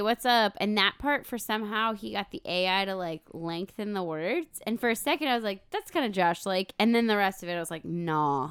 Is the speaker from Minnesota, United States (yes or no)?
yes; Minnesota, United States; We're, we're from Minnesota